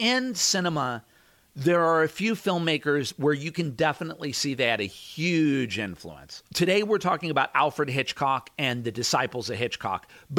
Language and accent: English; Ireland; I mean, I'm Irish. The way we show love to each other is by making fun of each other.